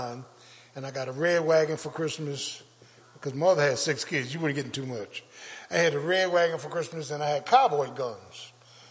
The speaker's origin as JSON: {"language": "English", "town": "Philadelphia", "region": "Pennsylvania", "country": "United States", "tie": "born or raised there", "said": "I grew up in South Philly"}